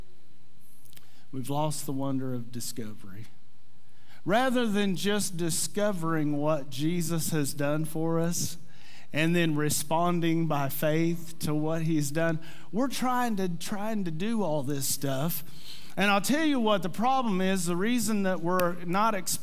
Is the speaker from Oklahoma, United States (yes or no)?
yes; Mannford, Oklahoma, United States; I'm from Manford.